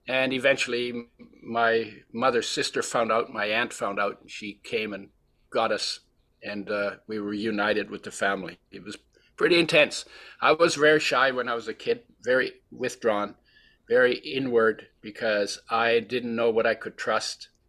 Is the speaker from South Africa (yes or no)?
no; Poland; born there; moved away; I was born in 1942 in Poland, which was then part of Germany